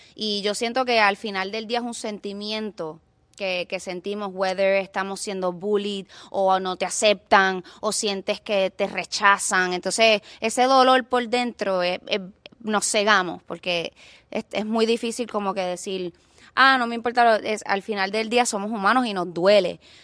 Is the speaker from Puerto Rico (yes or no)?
yes; Puerto Rico; also born or lived in Los Angeles; now in Miami, United States; sufrí mucho en, mi pueblo